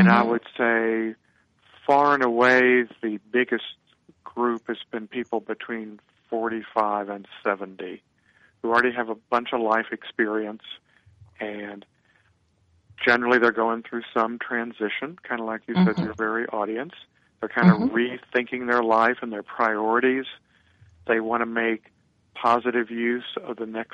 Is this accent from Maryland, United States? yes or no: no; Missouri, United States; So am I. We're both born in Missouri